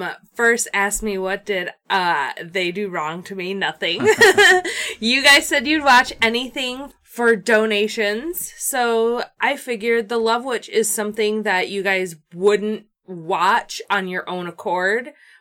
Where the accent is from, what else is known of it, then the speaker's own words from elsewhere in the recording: Grand Rapids, Michigan, United States; We're from Grand Rapidians